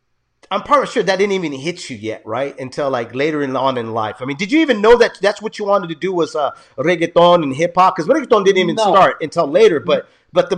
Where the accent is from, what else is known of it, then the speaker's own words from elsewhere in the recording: San Jose, California, United States; first language Spanish; I grew up in downtown San Jose